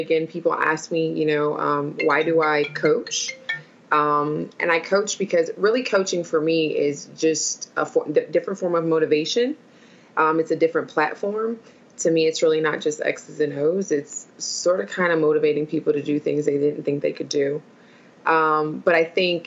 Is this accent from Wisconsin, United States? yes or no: yes; Milwaukee, Wisconsin, United States; I'm originally from Milwaukee, Wisconsin